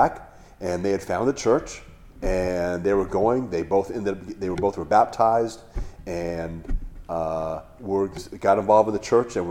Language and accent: English; Hawaii, United States; I grew up in Hawaii